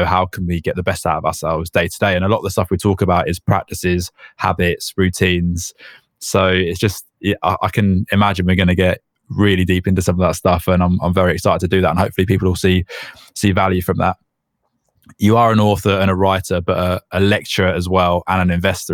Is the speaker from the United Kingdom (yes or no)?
yes; England, United Kingdom; as an English tourist